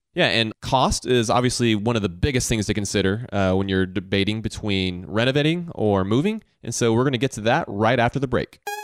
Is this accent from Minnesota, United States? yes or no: no; Augusta, Georgia, United States; growing up in Augusta, Georgia